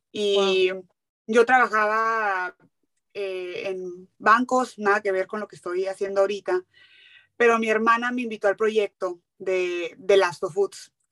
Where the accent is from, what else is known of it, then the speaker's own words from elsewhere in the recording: Hermosillo, Sonora, Mexico; moved away as an adult; also born or lived in Mexico City; now in San Diego, United States; Yo soy de Hermosillo, Hermosillo, Sonora. crecí ahí, viví ahí toda mi vida hasta la carrera que me fui a estudiar. Yo estudié en la Ciudad de México